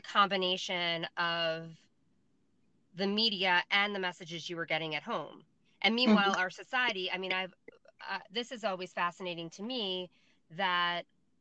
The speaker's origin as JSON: {"language": "English", "area": "Long Island", "region": "New York", "country": "United States", "accent": "Long Island", "said": "my Long Island accent"}